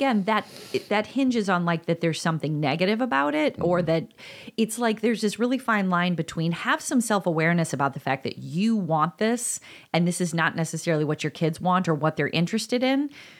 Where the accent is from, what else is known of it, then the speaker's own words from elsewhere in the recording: DeKalb, Illinois, United States; It's I grew up in DeKalb and that was a big symbol and it was everywhere.